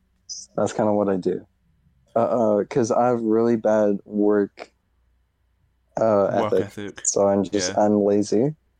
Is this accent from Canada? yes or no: yes; Canada; People insult me just for being Canadian.